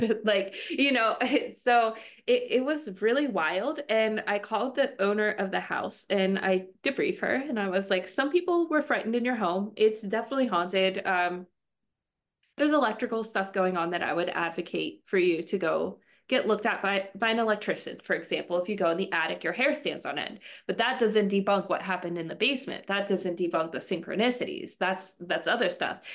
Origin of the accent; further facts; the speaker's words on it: Western Pennsylvania, United States; I am from Western Pennsylvania.